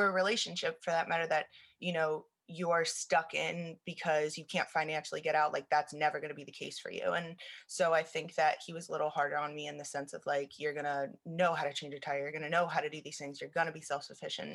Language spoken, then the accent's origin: English; Lancaster, Pennsylvania, United States; moved away as an adult; now in West Chester, United States; I'm originally from Lancaster. I moved out to Westchester